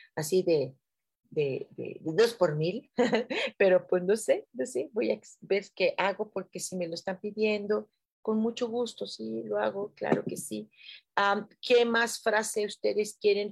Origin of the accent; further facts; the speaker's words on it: Mexico City, Mexico; así somos en Ciudad de México